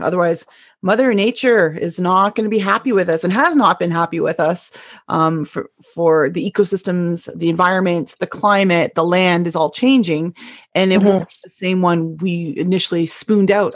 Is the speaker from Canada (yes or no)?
yes; Canada; now in Bothell, United States; as Canadian